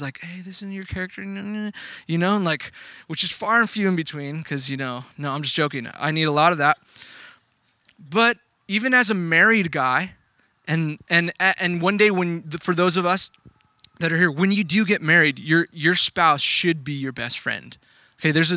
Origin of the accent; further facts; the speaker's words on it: Texas, United States; moved away; I grew up in Texas. I didn't grow up here. I grew up in Texas